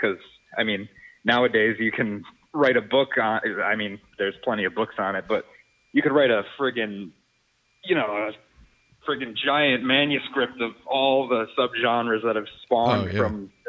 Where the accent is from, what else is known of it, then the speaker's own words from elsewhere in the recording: Rhode Island, United States; moved away as an adult; also born or lived in Connecticut / New York; now in Washington, United States; I grew up in Rhode Island, and I spent most of my life there, and then eventually I moved to Connecticut, and I was there for about 4 years for college. And then right after college, I ended up living in New York for about 6 years